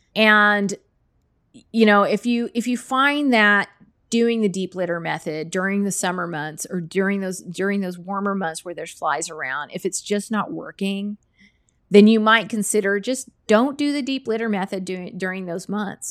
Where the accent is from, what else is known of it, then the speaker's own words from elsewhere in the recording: Texas, United States; moved away; I grew up in Texas